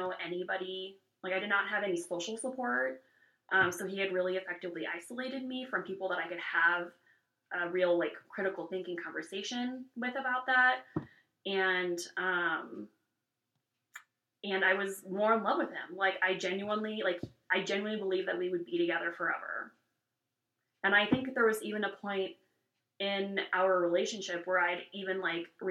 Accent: California, United States; now in Wyoming, United States; I'm from California, so, and from a very progressive area of the country

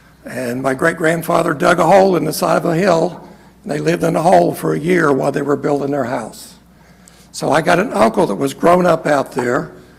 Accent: Harrison, Ohio, United States

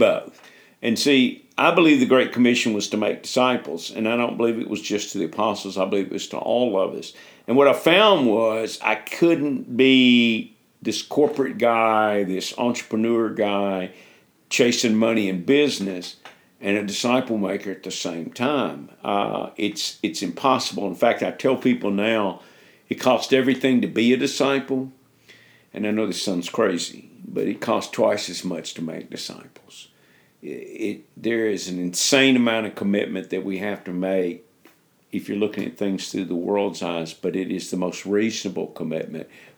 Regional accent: United States; moved away as an adult; also born or lived in Memphis, Tennessee; now in Africa; us as American Christians

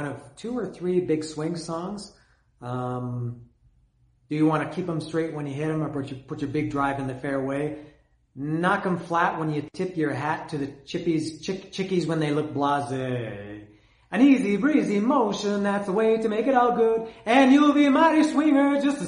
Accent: Canada; I'm Canadian. I grew up in Canada

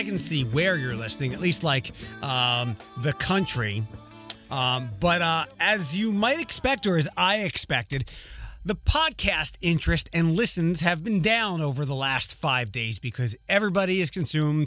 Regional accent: Philadelphia, Pennsylvania, United States; now in Toledo, United States; my hometown, Philadelphia

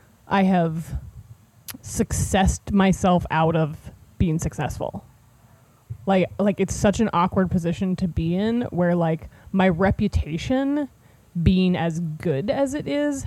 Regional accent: Cincinnati, Ohio, United States; Like, I'm just gonna be like, hi, I'm 24 years old. I'm from Cincinnati, Ohio. I really like letters.

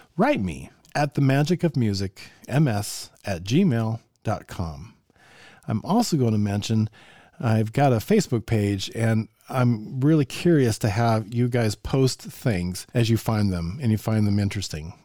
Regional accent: Evergreen, Colorado, United States; moved away; I grew up in Evergreen

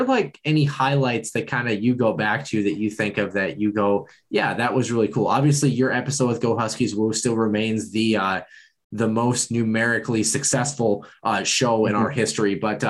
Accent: North Dakota, United States; Hey, I'm from North Dakota. I probably know more cows than I do people

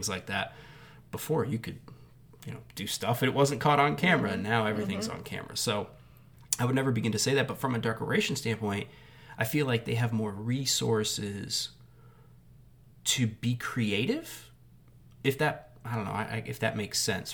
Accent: Northeast, United States; now in Southeast, United States; I grew up in the Northeast

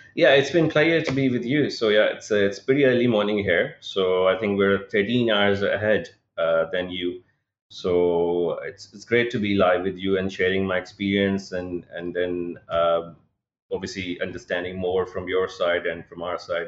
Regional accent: Pakistan; moved away as an adult; also born or lived in United Kingdom; I was born and raised in Pakistan. My childhood and everything was based here

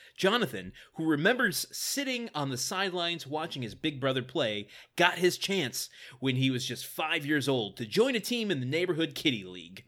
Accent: Midwest, United States; I'm from the Midwest

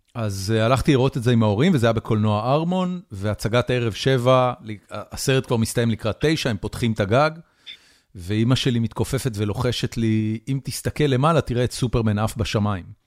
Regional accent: Haifa, Haifa District, Israel; אני גדלתי בחיפה

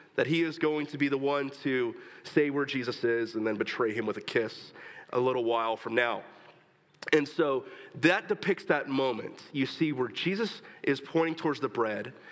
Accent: Texas, United States; moved away

